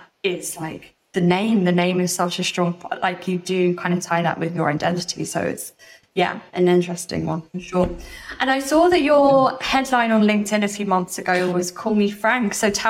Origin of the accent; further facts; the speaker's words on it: London, United Kingdom; I'm half Japanese, half English. And growing up in London, in the UK